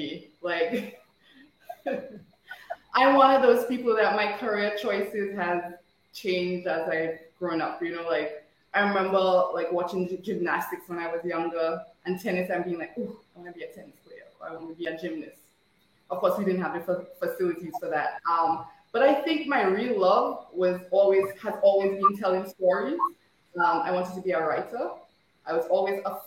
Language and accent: English; Marigot, Dominica; accent: Dominican; moved away as an adult; I grew up in Margaret